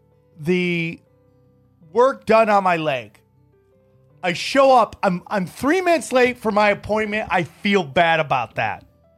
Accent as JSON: {"language": "English", "region": "upstate New York", "country": "United States", "tie": "born or raised there", "said": "when I was growing up in upstate New York"}